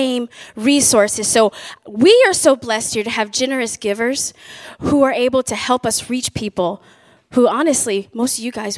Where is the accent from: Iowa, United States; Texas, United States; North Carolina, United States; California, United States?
North Carolina, United States; Raleigh; moved away as an adult; now in Illinois, United States; we're from Raleigh, North Carolina